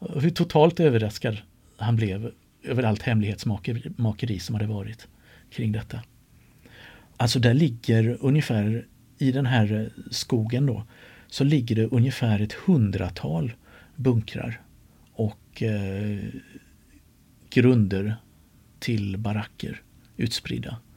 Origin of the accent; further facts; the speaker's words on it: Sweden; som den smålänning jag är